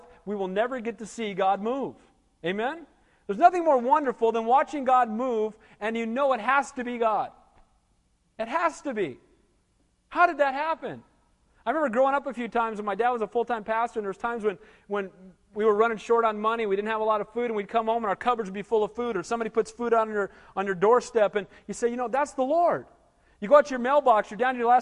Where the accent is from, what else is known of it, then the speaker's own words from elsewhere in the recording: Santa Cruz, California, United States; moved away as an adult; also born or lived in Seattle / Denver / Kansas City / Lancaster; I grew up in Santa Cruz, but I left this place for 15 years before I came back to be the pastor here.